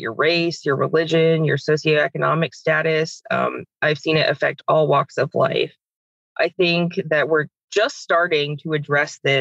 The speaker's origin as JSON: {"language": "English", "town": "Tampa", "region": "Florida", "country": "United States", "tie": "born or raised there", "said": "I grew up in the Tampa Bay area"}